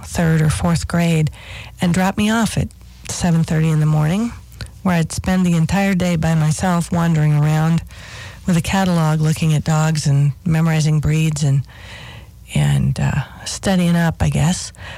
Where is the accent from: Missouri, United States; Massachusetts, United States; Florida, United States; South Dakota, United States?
South Dakota, United States; my home on the prairie in South Dakota.